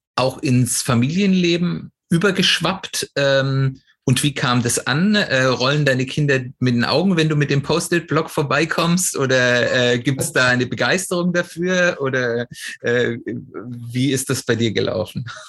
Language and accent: German; Swabia, Germany; ich bin hier im Schwäbischen aufgewachsen